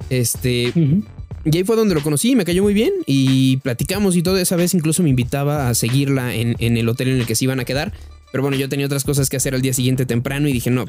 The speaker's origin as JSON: {"language": "Spanish", "town": "Celaya", "region": "Guanajuato", "country": "Mexico", "said": "como que era más el, nervio, como de soy de Celaya. Algo dije"}